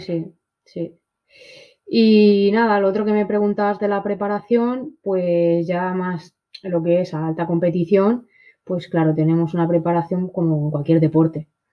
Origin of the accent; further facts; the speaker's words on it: Spain; toda la historia de mi país